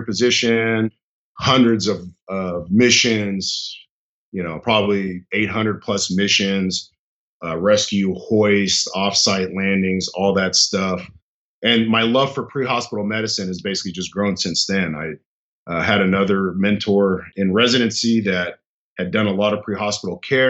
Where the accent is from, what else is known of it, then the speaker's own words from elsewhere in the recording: Lakewood, California, United States; I grew up in Southern California. I grew up in the city of Lakewood from 10 years on